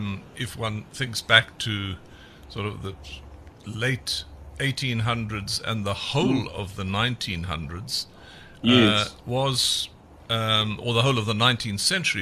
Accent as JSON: {"language": "English", "town": "Port Elizabeth", "region": "Eastern Cape", "country": "South Africa", "tie": "born or raised there", "said": "I was born in Port Elizabeth, and I lived a lot of my life in the Eastern Cape."}